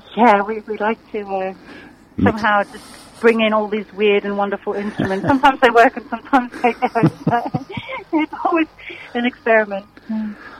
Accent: South Africa; moved away as an adult; now in Surrey, United Kingdom; I'm originally from South Africa about 20 years ago

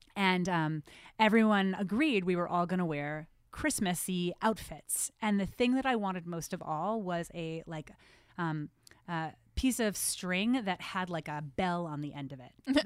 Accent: New Jersey, United States; moved away; I grew up in New Jersey. Yes, I hide it well, but I fully from New Jersey

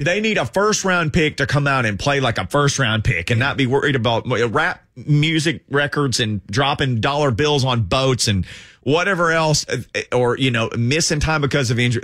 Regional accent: Arkansas, United States; moved away; I'm from Arkansas, so I know a lot of people from Arkansas being from there

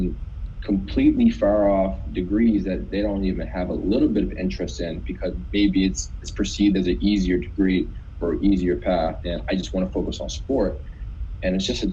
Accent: North Preston, Nova Scotia, Canada; I'm from North Preston, one of Canada's largest Black communities

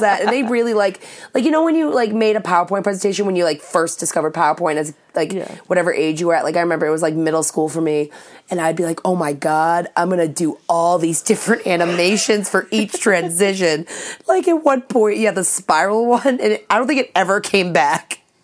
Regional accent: Saugus, Massachusetts, United States; I'm from Saugus

